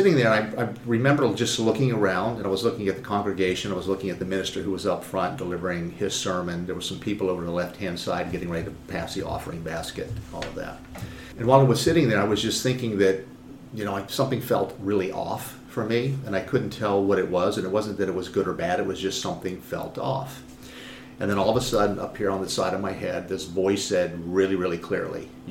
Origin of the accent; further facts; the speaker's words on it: Northern Virginia, United States; also born or lived in Buffalo, New York / Rockville, Maryland / Richmond, Virginia; most of my life has been in Northern Virginia. It is the most influential point of my life in terms of growing up, going through middle school, high school